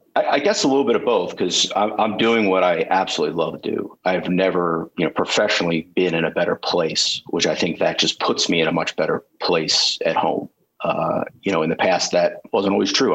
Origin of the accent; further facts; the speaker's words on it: Ocean City, New Jersey, United States; I grew up in Ocean City, New Jersey